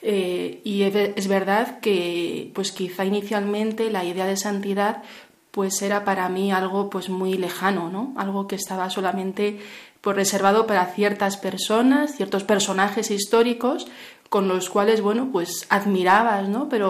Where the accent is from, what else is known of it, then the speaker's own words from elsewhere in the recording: Madrid, Community of Madrid, Spain; now in Valencia, Spain; Eh, bien, yo bueno, soy natural de Madrid. Eh, hice mis estudios en Salamanca, estudios de psicología y actualmente vivo en Valencia